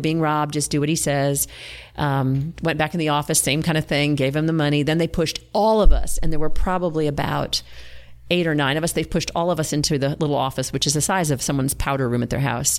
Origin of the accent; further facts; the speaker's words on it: Villanova, Pennsylvania, United States; moved away as an adult; also born or lived in South Carolina; now in Greenville, United States; I grew up in eastern Pennsylvania, outside of Philadelphia, in Villanova, Conshohocken area.